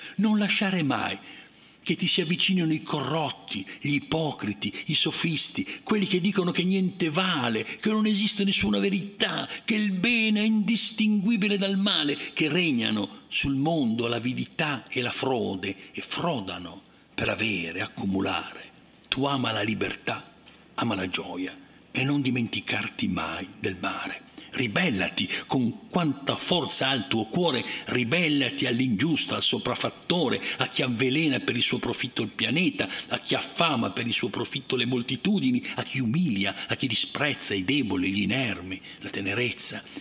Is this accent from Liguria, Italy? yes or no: yes; Liguria, Italy; io come Ligure